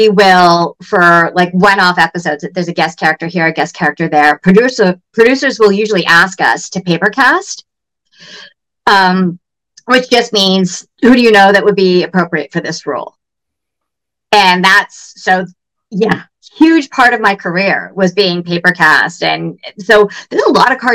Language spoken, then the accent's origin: English; Toronto, Ontario, Canada; I grew up in the West End